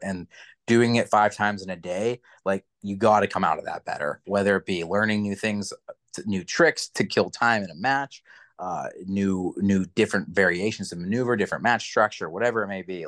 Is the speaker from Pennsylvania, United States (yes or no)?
yes; New Kensington, Pennsylvania, United States; also born or lived in New York; New Kensington, by the way, is like my hometown, like it's where I'm from.